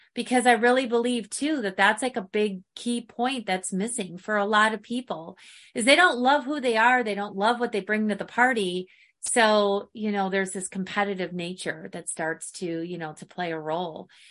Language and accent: English; Midwest, United States; now in Arizona, United States; growing up in the Midwest